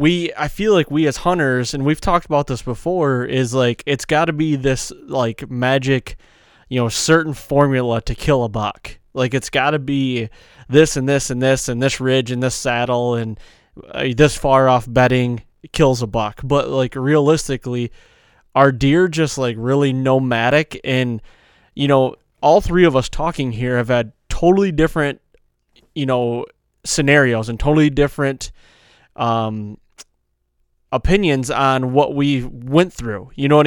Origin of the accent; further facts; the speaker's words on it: New Jersey, United States; accent: New Jersey; My New Jersey accent goes to Boston as well, because I can't do it, man.